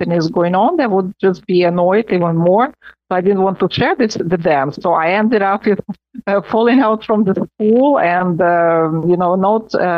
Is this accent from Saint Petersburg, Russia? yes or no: no; Moscow, Russia; now in Rome, Italy; I was born in Moscow, and I was born in a family of professors of economics. And I grew up, we always had students in my home